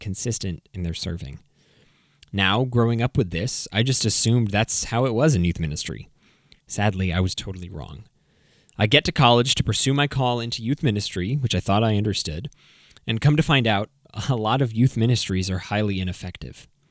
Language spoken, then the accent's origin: English; New England, United States; also born or lived in Connecticut / Maine; I grew up in New England. I was born in Connecticut, moved up to Maine, and then came back to Connecticut in twenty ten.